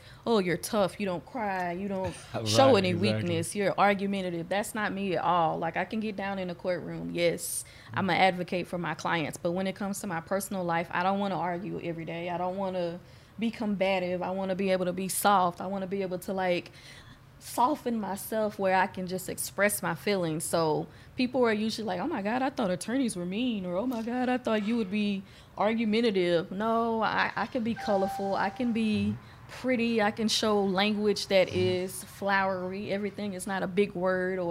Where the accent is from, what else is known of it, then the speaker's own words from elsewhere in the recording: Houston, Texas, United States; Growing up in Acres Homes